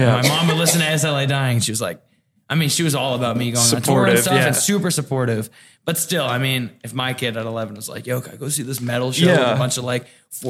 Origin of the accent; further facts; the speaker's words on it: New England, United States; also born or lived in California; now in Nashville, United States; Yeah, born and raised in New England.